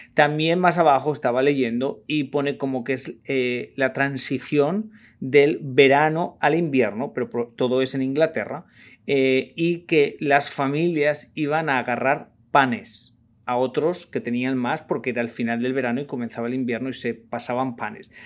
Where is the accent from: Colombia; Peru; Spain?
Spain; moved away; Yo como español